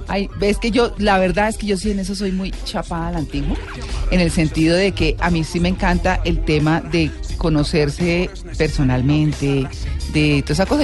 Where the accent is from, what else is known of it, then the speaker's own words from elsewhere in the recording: Bucaramanga, Santander, Colombia; now in Bogotá, Colombia; crecí en Bucaramanga